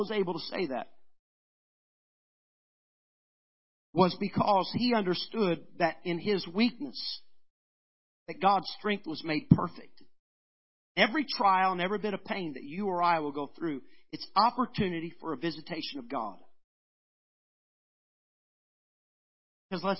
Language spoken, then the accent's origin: English; United States; I'm an American